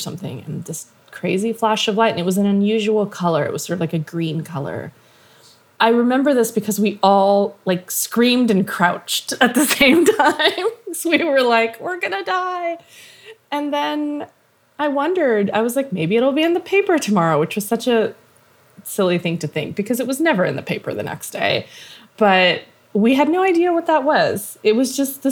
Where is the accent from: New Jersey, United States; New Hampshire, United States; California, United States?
California, United States; Mojave Desert; I grew up in the Mojave Desert of California.